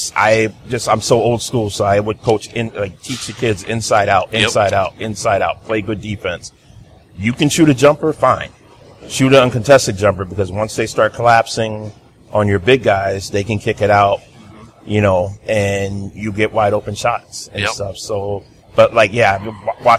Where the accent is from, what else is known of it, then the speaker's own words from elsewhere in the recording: New Jersey, United States; now in Eau Claire, United States; I was born and raised in New Jersey